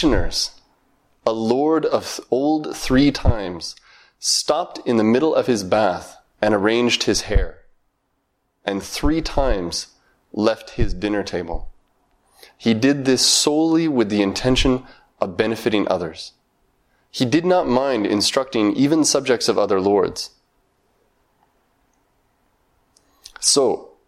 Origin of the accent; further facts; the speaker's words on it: Montana, United States; When I was very young, maybe 8 or 9 years old, I grew up in Montana.